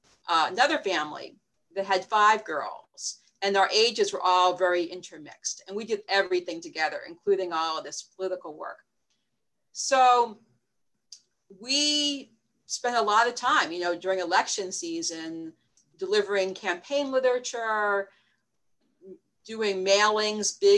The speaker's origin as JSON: {"language": "English", "town": "North Wales", "region": "Pennsylvania", "country": "United States", "tie": "born or raised there", "also_born_or_lived": "Pittsburgh, Pennsylvania", "said": "I was born in Pittsburgh, Pennsylvania, but I grew up outside Philadelphia, in the suburbs of Philadelphia"}